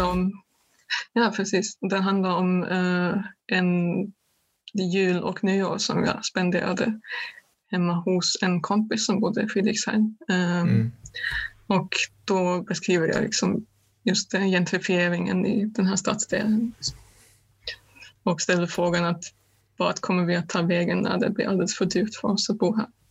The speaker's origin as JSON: {"language": "Swedish", "country": "Germany", "moved": "yes", "said": "mitt hemland Östtyskland"}